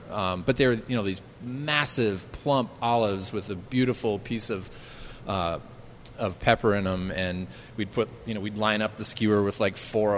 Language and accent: English; Southern Ohio, United States; moved away as an adult; now in Minneapolis, United States; I'm from Southern Ohio.